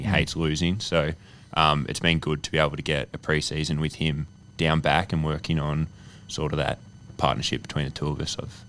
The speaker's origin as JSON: {"language": "English", "area": "Birregurra", "region": "country Victoria", "country": "Australia", "tie": "born or raised there", "moved": "yes", "lives_now": "Sydney, Australia", "said": "grew up in country Victoria, a small town called Birragara."}